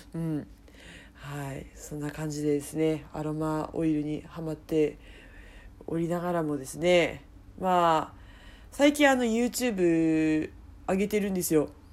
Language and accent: Japanese; Miyagi, Japan; 地元 宮城から